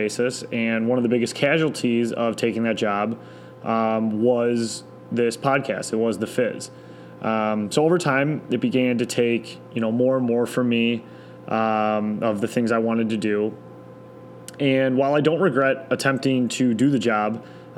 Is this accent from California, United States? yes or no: no; Detroit, Michigan, United States; also born or lived in East Lansing, Michigan / Chicago, Illinois; I grew up in East English Village my entire life.